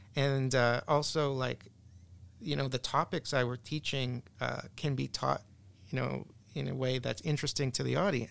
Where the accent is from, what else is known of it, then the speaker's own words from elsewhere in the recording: Canada; also born or lived in Boston, United States; I'm Canadian